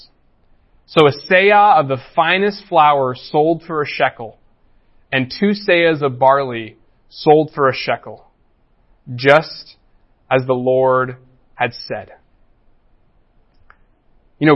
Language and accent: English; United States; as American Christians